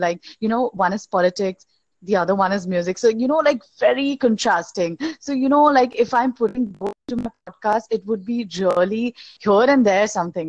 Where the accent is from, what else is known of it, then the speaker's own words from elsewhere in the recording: India; I'm from India